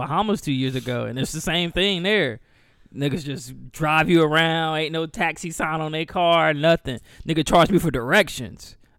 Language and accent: English; the South, United States; I'm from the South. That's common